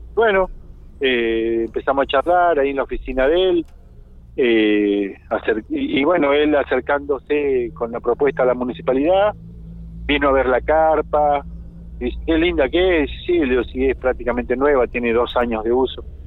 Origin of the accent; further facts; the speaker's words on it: Argentina; somos argentinos